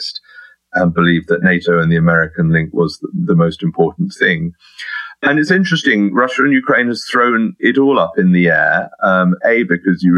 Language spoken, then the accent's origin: English; United Kingdom; as a Brit